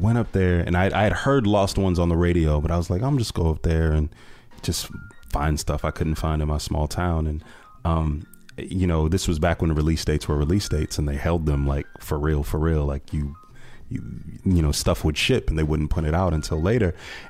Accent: small town outside Akron, Northeast Ohio, United States; I'm from Northeast Ohio. I'm from a small town called Maslin outside of Akron, actually.

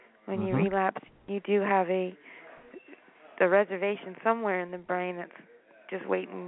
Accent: Half Moon Bay, California, United States; I'm from Half Moon Bay.

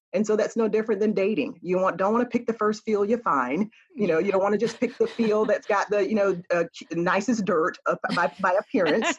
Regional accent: Florida, United States; I'm a Florida girl

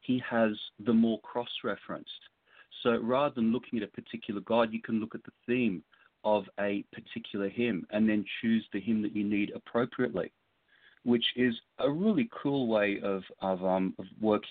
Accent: Sydney, New South Wales, Australia; now in Los Angeles, United States; my hometown of Sydney

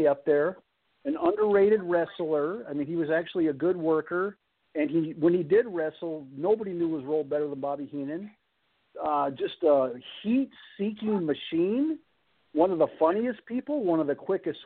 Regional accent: Green Bay, Wisconsin, United States; I grew up in Green Bay, Wisconsin

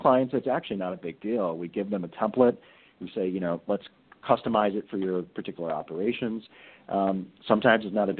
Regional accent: Chicago, Illinois, United States; my hometown, Chicago

